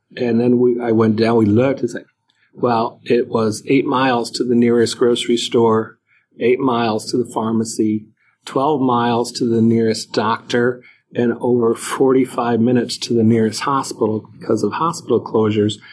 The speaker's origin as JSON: {"language": "English", "region": "Northeast", "country": "United States", "said": "I'm from the Northeast"}